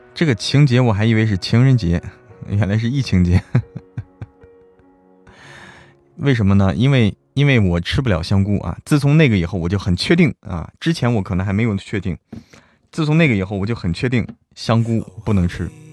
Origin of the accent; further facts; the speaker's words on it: Hebei, China; also born or lived in Guangdong; now in Chengdu, China; 我是河北人